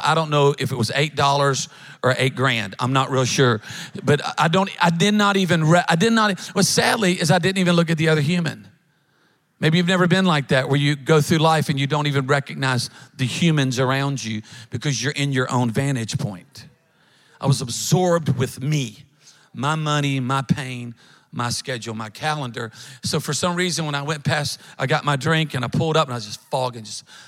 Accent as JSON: {"language": "English", "region": "Louisiana", "country": "United States", "moved": "yes", "lives_now": "Alabama, United States", "said": "we're from Louisiana. We now live up in, in Alabama"}